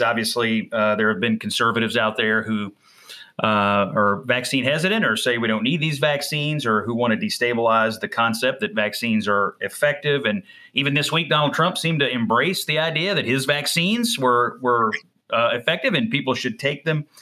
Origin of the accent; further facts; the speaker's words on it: Dawson Springs, Kentucky, United States; my hometown of Dawson Springs